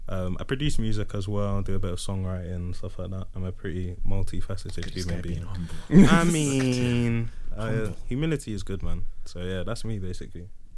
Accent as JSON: {"language": "English", "region": "London", "country": "United Kingdom", "tie": "born or raised there", "said": "I am 26 years of age. I was born in London, England."}